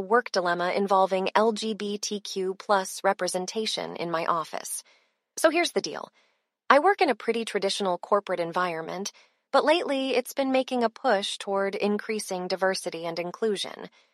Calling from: Austin, Texas, United States; I'm calling from Austin, Texas

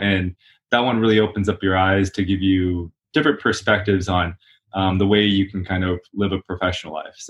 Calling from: Los Angeles, California, United States; Here in sunny California, Los Angeles.

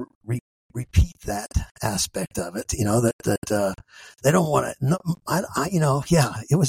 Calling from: Terre Haute, Indiana, United States; I'm speaking from Terre Haute, Indiana, which is, you know, part of the Bible Belt

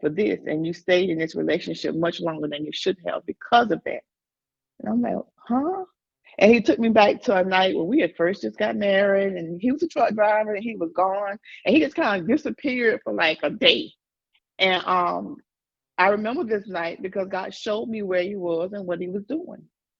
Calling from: Dallas, Texas, United States; I'm coming from Dallas, Texas.

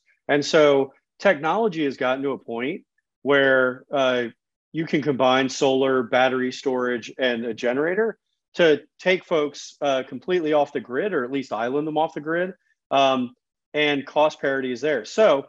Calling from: Long Branch, New Jersey, United States; Well, right now I'm in Long Branch, New Jersey.

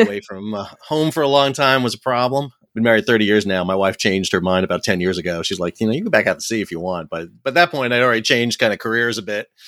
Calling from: Fuquay-Varina, North Carolina, United States; I'm calling from home in beautiful Fuquay Verena, North Carolina, so just south of Raleigh.

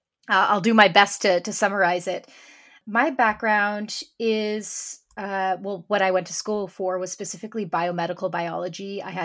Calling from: Sudbury, Ontario, Canada; I'm joining today from Sudbury, Ontario, Canada.

